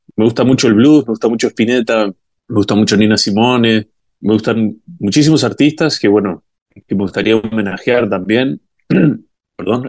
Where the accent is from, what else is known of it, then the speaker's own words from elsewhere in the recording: Uruguay; moved away as an adult; now in Brazil; yo como uruguayo